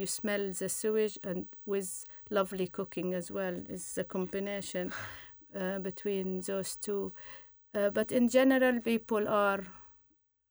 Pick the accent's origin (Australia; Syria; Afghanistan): Syria; moved away; I came from Syria